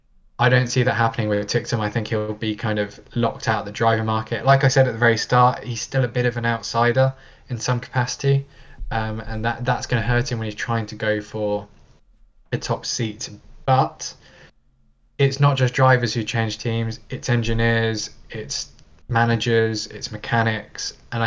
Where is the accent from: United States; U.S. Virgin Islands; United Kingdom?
United Kingdom; have a bit of an advantage of being a driver who's already been associated with Formula E, and B, being British and there being so many other kind of British connections in the championship.